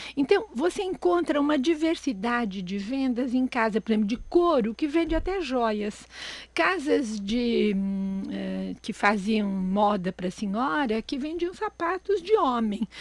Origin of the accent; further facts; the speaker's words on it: São Paulo, Brazil; São Paulo, onde eu nasci